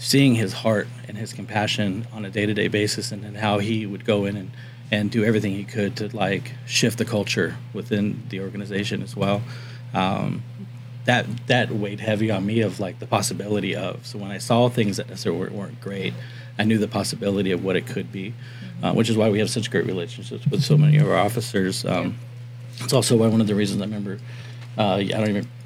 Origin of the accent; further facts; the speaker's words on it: Miami, Florida, United States; also born or lived in Whittier, California; now in California, United States; I grew up in Miami, born here in Whittier, but grew up in Miami